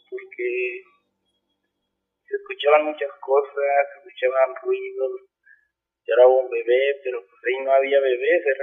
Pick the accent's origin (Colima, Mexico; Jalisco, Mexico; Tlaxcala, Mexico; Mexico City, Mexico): Tlaxcala, Mexico; Huamantla; moved away as an adult; now in Cancún, Mexico; Allá en Guamantla, yo soy de Guamantla, Tlaxcala.